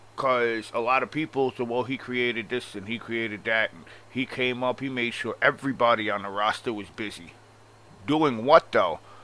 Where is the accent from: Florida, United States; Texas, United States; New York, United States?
New York, United States; Long Island; I'm from Long Island, and obviously I have a strong accent